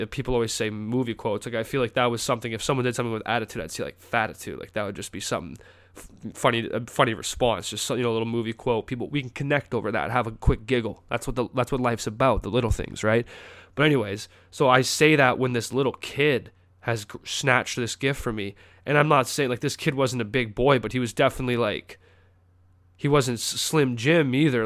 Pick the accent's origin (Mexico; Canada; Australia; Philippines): Canada; moved away as an adult; now in North Carolina, United States; I'm from Canada